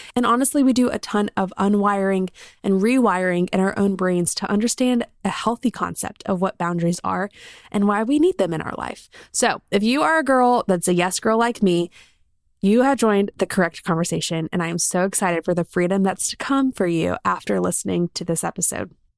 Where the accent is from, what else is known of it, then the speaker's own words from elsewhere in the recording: South Carolina, United States; now in Birmingham, United States; I grew up in South Carolina